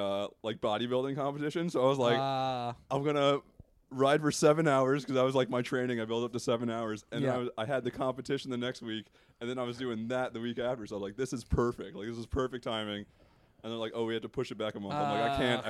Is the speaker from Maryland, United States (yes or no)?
no; Long Island, New York, United States; I'm from Long Island. It's the I call it a McWop.